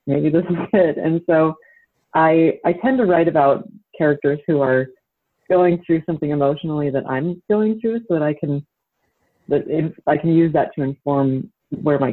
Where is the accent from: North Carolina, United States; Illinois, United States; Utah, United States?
Utah, United States; I grew up in Utah and grew up Mormon.